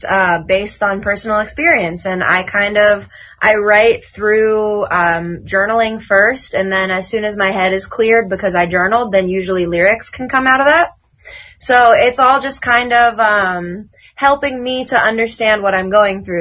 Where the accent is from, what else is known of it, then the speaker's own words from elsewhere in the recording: Pittsburgh, Pennsylvania, United States; moved away as an adult; also born or lived in Brooklyn, New York; I had to relocate from Brooklyn to Pittsburgh, and now I'm in my hometown